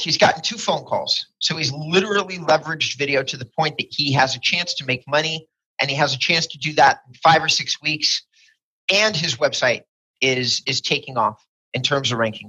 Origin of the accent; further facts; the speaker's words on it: California, United States; as a Californian